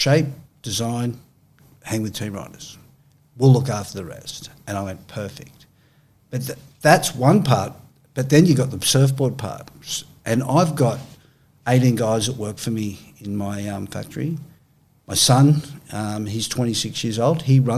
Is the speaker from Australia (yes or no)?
yes; Australia; Yeah, I'm Australian.